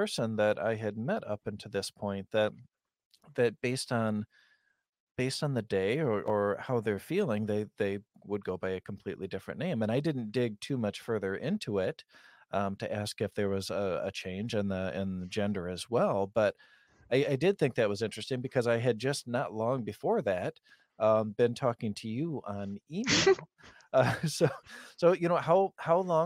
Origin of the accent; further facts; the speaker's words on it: west coast of Michigan, United States; accent: flat Midwest accent; our accent here, and because I'm on the west coast of Michigan, is pretty similar to Chicago.